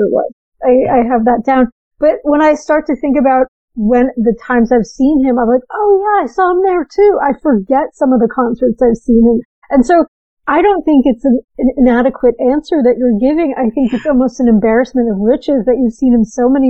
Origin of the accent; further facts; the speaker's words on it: New Jersey, United States; And I grew up in New Jersey.